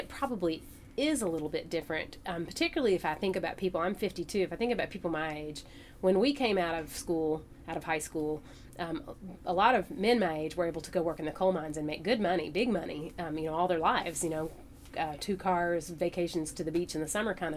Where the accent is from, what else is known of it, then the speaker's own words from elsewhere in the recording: Hazard, Kentucky, United States; I grew up here in Hazard.